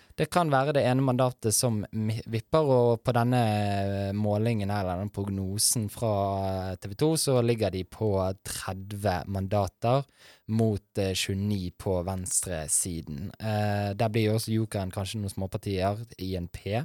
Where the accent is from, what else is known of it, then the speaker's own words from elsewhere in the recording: Bergen, Vestland, Norway; Jeg er jo også fra Bergen, fra Fyllingsdalen